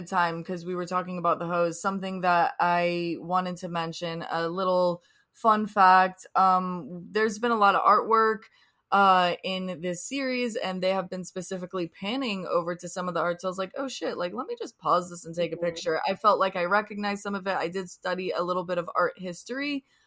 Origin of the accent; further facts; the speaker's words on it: United States; we're American